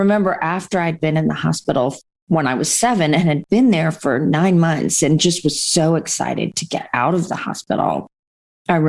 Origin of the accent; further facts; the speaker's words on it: Canada; also born or lived in India / England; We moved from England to Canada